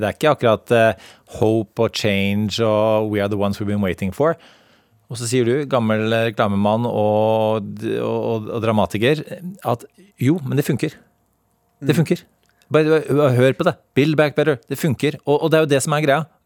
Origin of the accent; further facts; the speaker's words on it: United States; now in Norway; Da jeg vokste opp i USA som diplomatbarn på 80-tallet